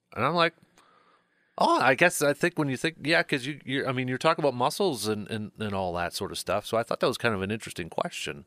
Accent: Medford, Wisconsin, United States; I grew up in Medford

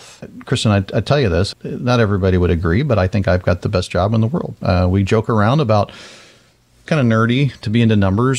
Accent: Florida, United States; growing up in Florida and just being in the South.

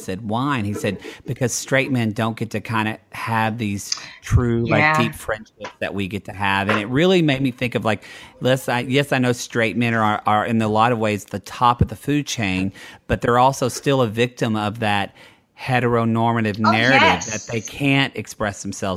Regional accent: Oklahoma, United States; I'm from Oklahoma

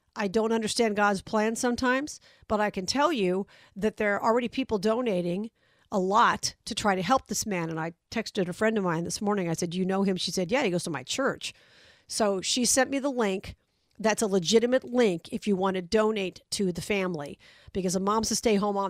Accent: Las Vegas, Nevada, United States; Vegas this week, my hometown

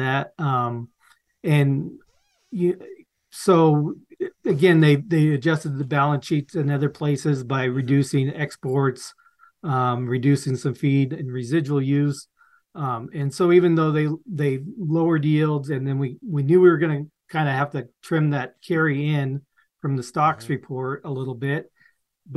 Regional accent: Western Nebraska, United States; moved away as an adult; also born or lived in Missouri; now in South Dakota, United States; I'm actually from Western Nebraska. My family had a grain farm

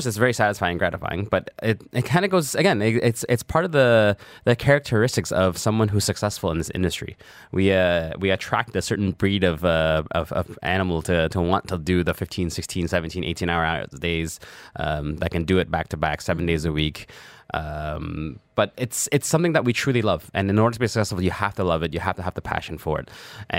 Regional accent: Toronto, Ontario, Canada; In Toronto, we lived in a very traditional Chinese household.

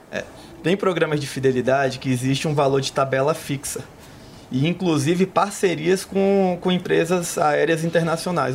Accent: Salvador, Bahia, Brazil; Sou de Salvador

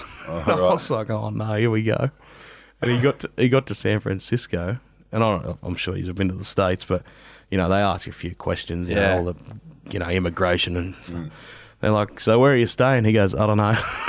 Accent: Australia; I'm very Australian and I do love Australia.

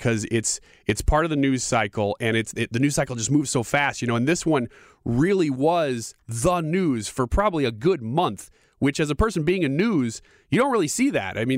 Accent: United States; even as an American, we felt proud

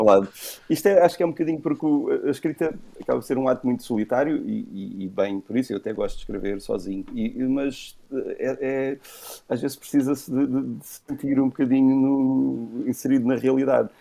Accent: Algarve, Portugal; also born or lived in Coimbra; nós fomos para o Algarve muito cedo, portanto okay. as minhas primeiras memórias são, são, já do Algarve, sou, sou muito algarvio.

